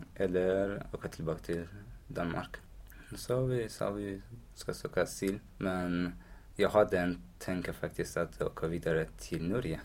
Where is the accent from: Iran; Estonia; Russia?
Iran; Karaj, Alborz; Swedish is a second language; also born or lived in Afghanistan / Pakistan; now in Växjö, Sweden; jag bodde i Iran 16 år. Ja. Så jag är uppvuxen i Iran, mm. i en stad som heter Karachi, väldigt nära i huvudstaden Teheran